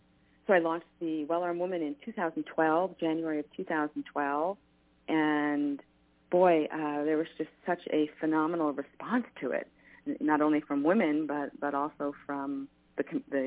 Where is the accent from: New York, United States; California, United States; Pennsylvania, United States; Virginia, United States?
New York, United States; moved away; I grew up in New York, and guns were not a part of my world at all